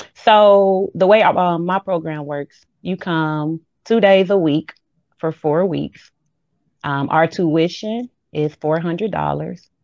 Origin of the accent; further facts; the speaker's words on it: Chicago, Illinois, United States; moved away as an adult; now in Macon, United States; I am from Chicago.